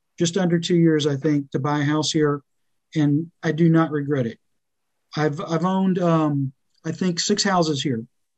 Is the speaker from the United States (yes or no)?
yes; Austin, Texas, United States; born there; I was born in Austin, but of course it was very different in 1964.